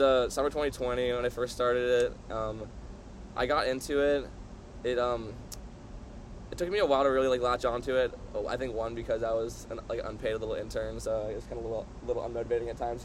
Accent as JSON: {"language": "English", "town": "San Diego", "region": "California", "country": "United States", "moved": "yes", "said": "I'm from San Diego. It's pretty like surf skate culture down there"}